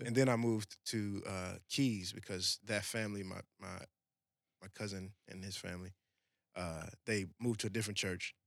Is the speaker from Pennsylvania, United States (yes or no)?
no; New Orleans, Louisiana, United States; moved away as an adult; now in Tulsa, United States; I was born and raised in New Orleans